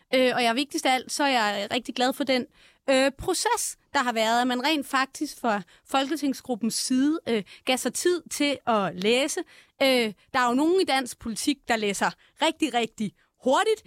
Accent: Viby, Zealand, Denmark; Jeg er fra Viby, som ligger 14 øh, km fra Roskilde

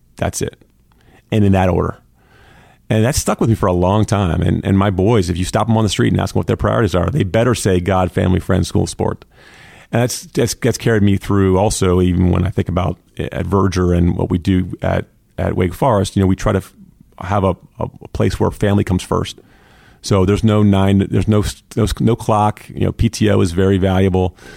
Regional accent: Pasadena, Maryland, United States; also born or lived in Philadelphia / Los Angeles; now in North Carolina, United States; I grew up in Pasadena, Maryland, in the sh, in the, in the f, in the shadow of the Naval Academy.

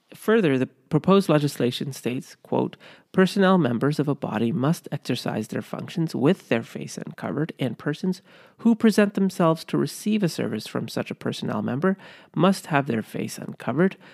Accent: Canada; growing up in Canada

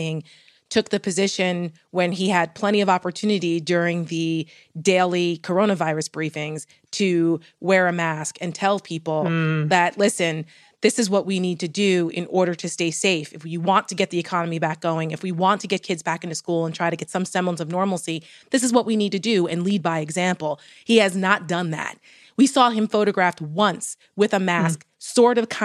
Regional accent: New Jersey, United States; I'm from Jersey.

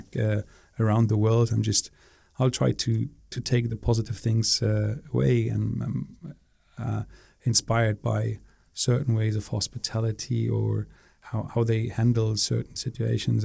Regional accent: Berlin, Germany; moved away as an adult; also born or lived in Singapore; born and raised in Berlin

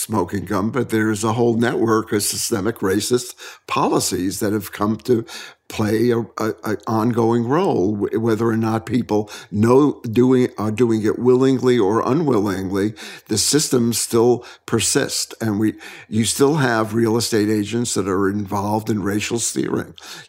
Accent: New York City, New York, United States; also born or lived in Brooklyn, New York; I grew up in the Bronx, and it took a psychic change to move to Brooklyn.

